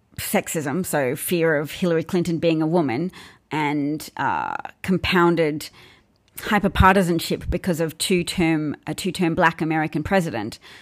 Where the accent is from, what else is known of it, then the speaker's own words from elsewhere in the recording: Australia; I'm not British. I'm Australian.